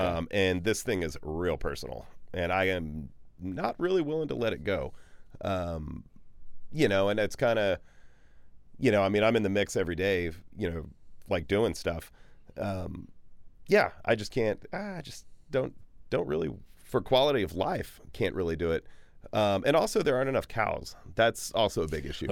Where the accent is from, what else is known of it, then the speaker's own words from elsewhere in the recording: Bryan, Texas, United States; now in Austin, United States; when I was a kid growing up in Bryan College Station, which is sort of east-ish Texas